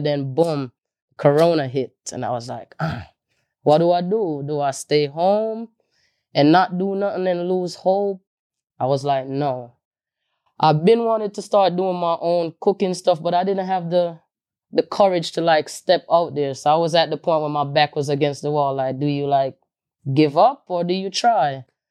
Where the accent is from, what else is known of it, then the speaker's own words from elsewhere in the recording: Jamaica; now in New York, United States; me growing up in Jamaica